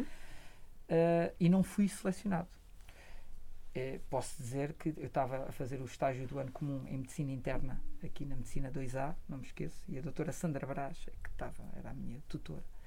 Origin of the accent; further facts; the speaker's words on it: Coimbra, Centro, Portugal; eu cresci em Coimbra